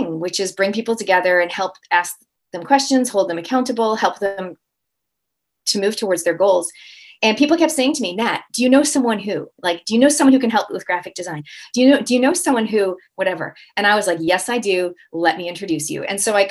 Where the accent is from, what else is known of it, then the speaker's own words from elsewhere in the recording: Toronto, Ontario, Canada; now in New Zealand; I'm a Canadian Kiwi, so I'm born and raised in Canada, Toronto, and I actually live in New Zealand